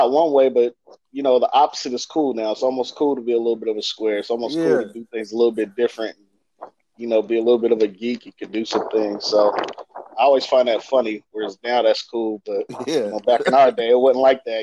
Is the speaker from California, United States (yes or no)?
yes; Bakersfield, California, United States; growing up in Bakersfield, for me, I mean, it's a melting pot